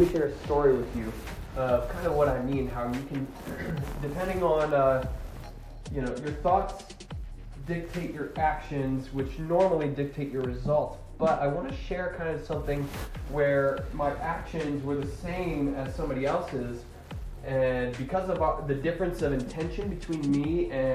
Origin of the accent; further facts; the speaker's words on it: Attica, Ohio, United States; Attica is a small town where we're from, my hometown, under 1,000 people.